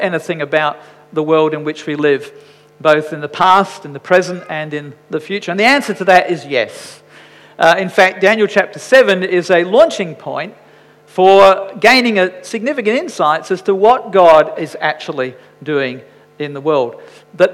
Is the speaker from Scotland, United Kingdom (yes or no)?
yes; Scotland, United Kingdom; I'm Scottish